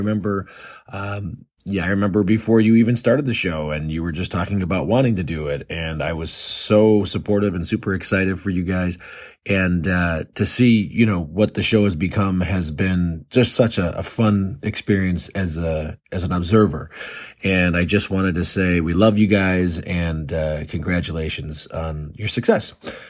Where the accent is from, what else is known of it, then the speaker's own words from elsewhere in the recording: Illinois, United States; I grew up in Chicagoland, South Suburbs. So it's very heavily ingrained in my upbringing as far as pop culture and local lore.